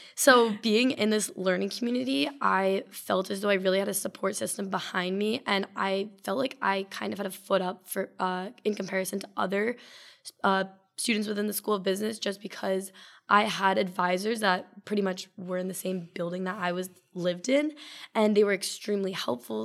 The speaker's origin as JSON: {"language": "English", "town": "Simsbury", "region": "Connecticut", "country": "United States", "said": "I'm from Simsbury, Connecticut"}